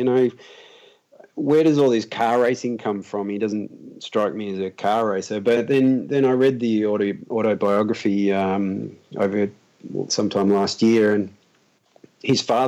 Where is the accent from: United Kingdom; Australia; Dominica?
Australia; as an Australian